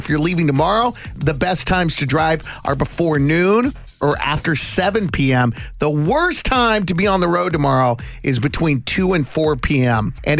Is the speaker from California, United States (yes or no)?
no; Kansas City, Missouri, United States; now in Austin, United States; It's my hometown of Kansas City.